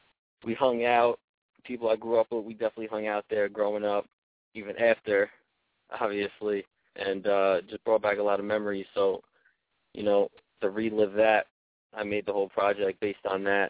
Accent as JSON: {"language": "English", "town": "Yonkers", "region": "New York", "country": "United States", "said": "I'm from Yonkers, New York, 914"}